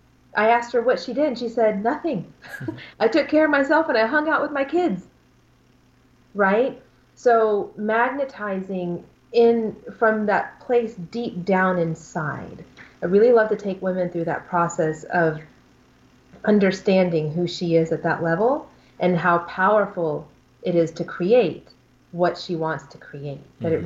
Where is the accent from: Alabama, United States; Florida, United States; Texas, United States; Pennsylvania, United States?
Alabama, United States; In Alabama.